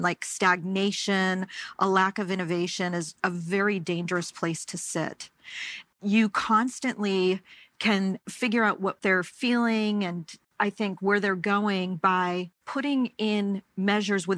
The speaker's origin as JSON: {"language": "English", "area": "the Berkshires", "region": "Massachusetts", "country": "United States", "tie": "born or raised there", "said": "growing up in the Berkshires, it was a really wonderful experience"}